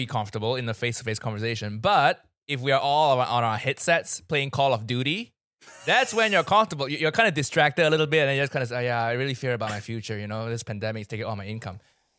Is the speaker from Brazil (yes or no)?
no; Malaysia; I grew up in Malaysia and my friend groups here, a lot of them are Malaysian.